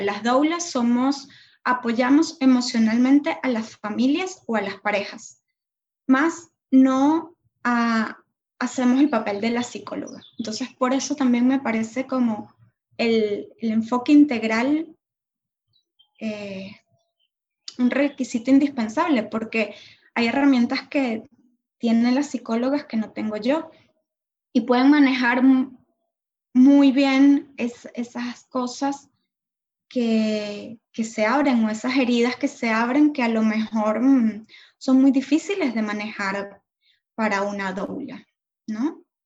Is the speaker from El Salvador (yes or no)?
no; Venezuela; moved away; also born or lived in Argentina; Venezuela porque soy venezolana